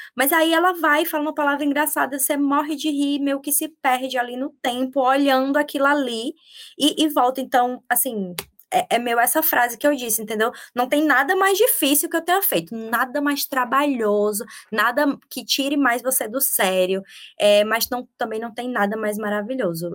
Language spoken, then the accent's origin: Portuguese; Campina Grande, Paraíba, Brazil; moved away as an adult; also born or lived in São Paulo / Bahia / Australia; sou paraibana, da cidade de Campina Grande